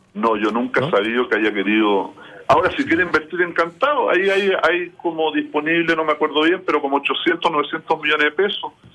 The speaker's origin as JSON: {"language": "Spanish", "country": "Chile"}